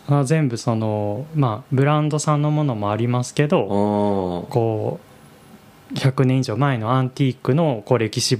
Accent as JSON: {"language": "Japanese", "region": "Aichi", "country": "Japan", "tie": "born or raised there", "moved": "yes", "lives_now": "Tokyo, Japan", "said": "自分自分愛知出身なんですけ"}